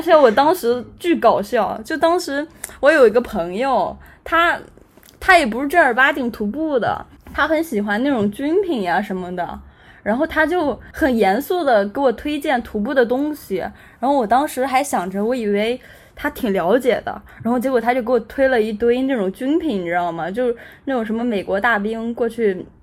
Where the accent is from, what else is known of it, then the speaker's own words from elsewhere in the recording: Anhui, China; also born or lived in Beijing; 现在坐标是在家，就是在，在安徽，我是安徽人